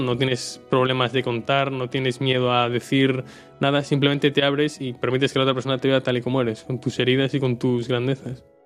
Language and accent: Spanish; Marín, Galicia, Spain; soy de Marín, que es un pueblo que está al lado de, Pontevedra